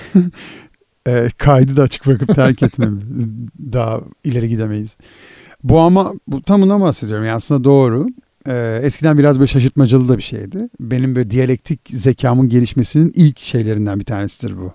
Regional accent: İzmir, Turkey; Ben bir İzmirliyim.

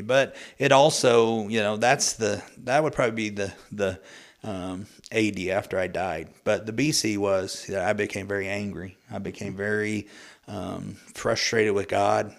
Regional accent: Muskogee, Oklahoma, United States; I was born and raised in Muskogee, Oklahoma

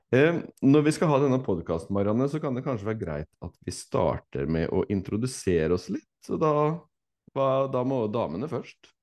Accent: Fredrikstad, Østfold, Norway; now in Tønsberg, Norway; jeg er fra Fredrikstad

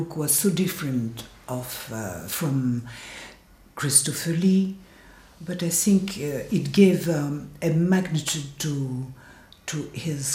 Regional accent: France; accent: French; English is a second language; my French accent

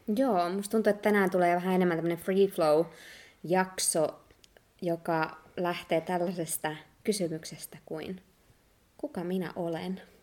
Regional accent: Finland; moved away; Mä koen olevani ihan täysin suomalainen ja se on tosi iso osa mun identiteettiä ja sitä nimenomaan mistä mä tuun

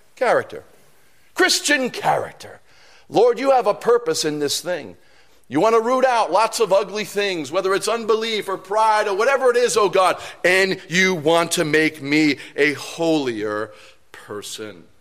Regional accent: New York City, New York, United States; I'm from New York City

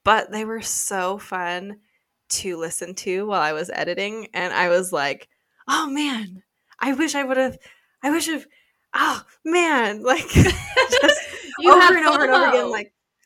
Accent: United States; we're from the United States

